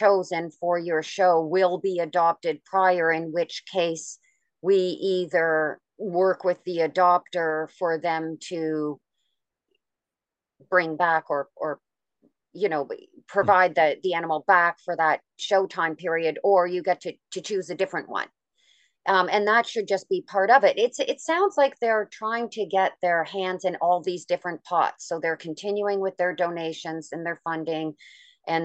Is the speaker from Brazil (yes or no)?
no; Canada; I'm Canadian